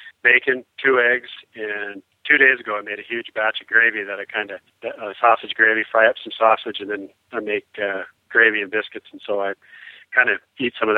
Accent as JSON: {"language": "English", "region": "South Dakota", "country": "United States", "also_born_or_lived": "Georgia", "said": "I'm from South Dakota, but I've got a cabin in Georgia that I spend quite a bit of time at."}